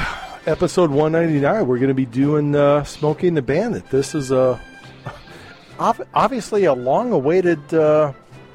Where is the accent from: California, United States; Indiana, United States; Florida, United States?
Indiana, United States; the Region; I'm from the region.